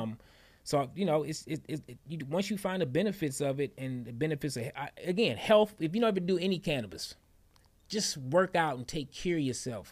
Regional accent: Detroit, Michigan, United States; born and raised in Detroit, Michigan

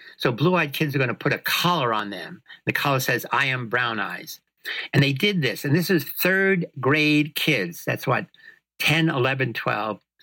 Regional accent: New York City, New York, United States; moved away; I come from the South Bronx. I come from a place where there were evil men trying to corrupt little kids like me all the time

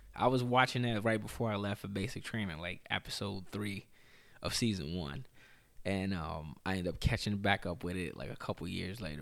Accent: Chicago, Illinois, United States; moved away; also born or lived in Winona; growing up in Chicago

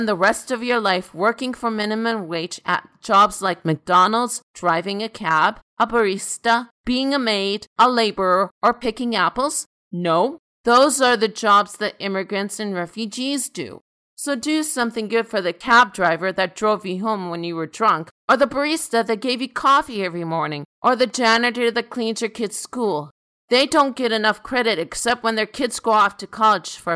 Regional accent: Canada; I am first generation Canadian. I was born in Canada to a Hungarian immigrant

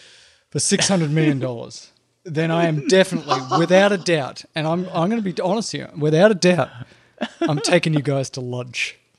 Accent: Australia; moved away; As an Aussie

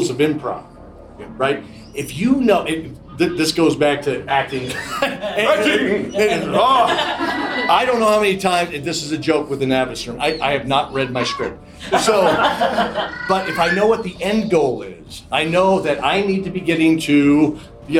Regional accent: Wyoming, United States; I grew up in Wyoming.

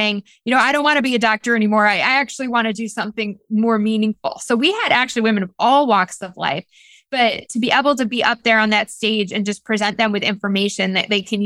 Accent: the North, Northern United States, United States; now in Greenville, United States; I'm a Northerner. I'm a Yankee here in the South.

